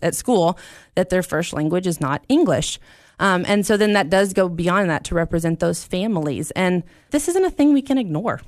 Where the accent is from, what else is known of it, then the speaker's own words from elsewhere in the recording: United States; who were born here